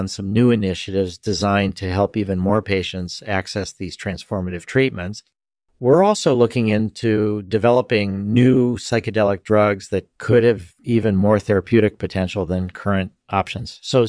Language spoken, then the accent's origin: English; Boston, Massachusetts, United States; born there; I was born in 1955 in Boston, Massachusetts.